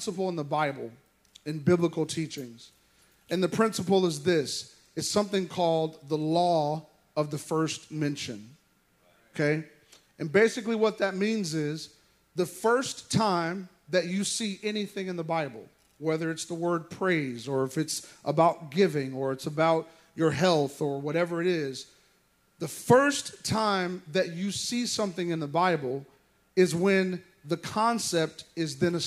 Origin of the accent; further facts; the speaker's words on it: Sioux City, Iowa, United States; moved away; I was born and raised in Sioux City, Iowa